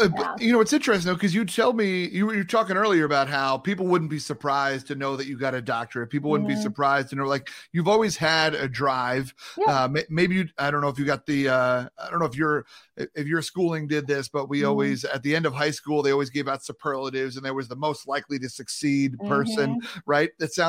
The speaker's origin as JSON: {"language": "English", "region": "New York", "country": "United States", "said": "You know, when I'm from New York, you know what I'm saying?"}